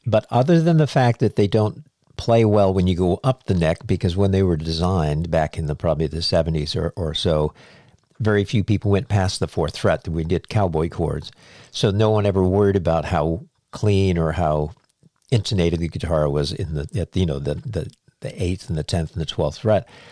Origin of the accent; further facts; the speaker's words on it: New England, United States; moved away; I'm from New England. I didn't move down here until 1990